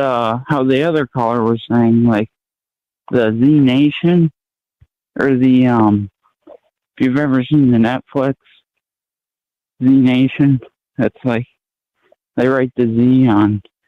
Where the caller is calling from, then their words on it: Maine, United States; Hey, how's it going? I'm from Maine.